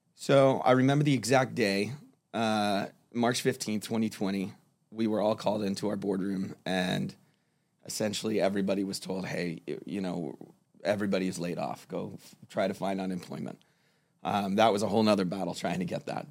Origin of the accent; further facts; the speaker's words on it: Fort Lauderdale, Florida, United States; also born or lived in Miami / Pittsburgh, Pennsylvania; now in Fort Myers, United States; I grew up in, uh, Fort Lauderdale, um, Broward County area. Uh, I was born in Miami, but that is where I spent most of my life